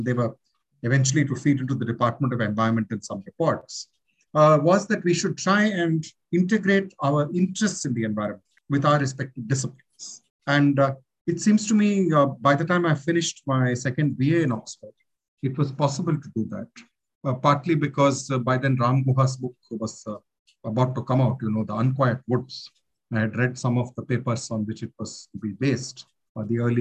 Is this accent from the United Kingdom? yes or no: no; Delhi, India; I grew up in Delhi in the late 60s, 70s into the 80s